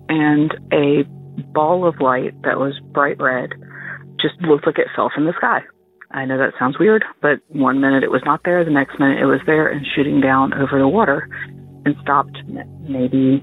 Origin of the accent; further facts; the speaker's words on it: New Jersey, United States; moved away; also born or lived in Laurel, Mississippi; I am originally from New Jersey